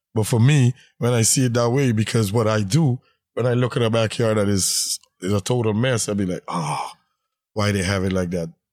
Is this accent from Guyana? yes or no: yes; Guyana; moved away as an adult; now in Brooklyn, United States; originally, I'm from British Guyana